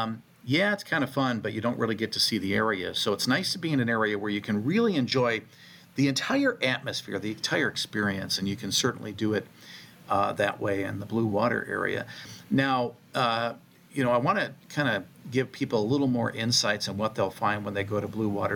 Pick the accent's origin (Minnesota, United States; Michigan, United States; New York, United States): Michigan, United States; Muskegon; my hometown of Muskegon